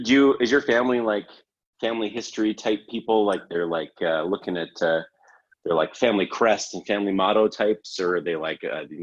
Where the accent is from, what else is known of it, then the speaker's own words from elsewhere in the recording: Canada; It's like I'm from Canada. And so our accent is, you know, the stereotypical accent is very like, oh, hey, you know, oh, mm-hmm.